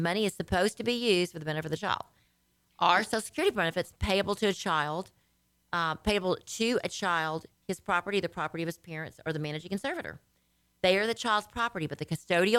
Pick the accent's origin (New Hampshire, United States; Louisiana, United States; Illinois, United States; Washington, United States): Louisiana, United States; now in Texas, United States; I was from Louisiana